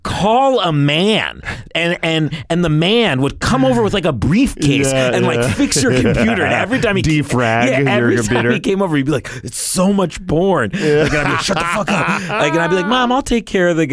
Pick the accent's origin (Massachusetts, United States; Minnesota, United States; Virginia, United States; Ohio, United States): Virginia, United States; moved away; I went back to my hometown in Virginia